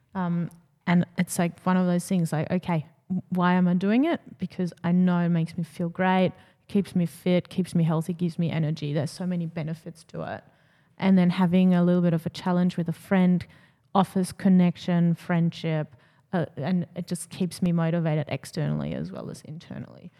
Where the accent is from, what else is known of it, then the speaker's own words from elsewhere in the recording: Germany; moved away; growing up in Germany